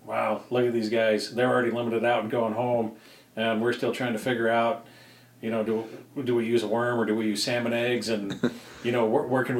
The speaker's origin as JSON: {"language": "English", "region": "Idaho", "country": "United States", "tie": "born or raised there", "said": "growing up in Idaho"}